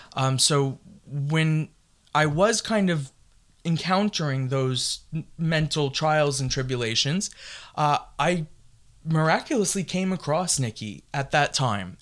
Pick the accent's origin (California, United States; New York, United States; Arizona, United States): New York, United States; I am from New York